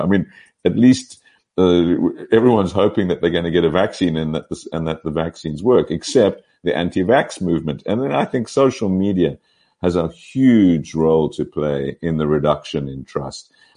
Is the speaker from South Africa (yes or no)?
yes; Pretoria, Gauteng, South Africa; moved away as an adult; also born or lived in Cape Town; now in Oxford, United Kingdom; I was born in Pretoria, so I'm very much am a South African product, and uh, went to UCT uh, for my first degree.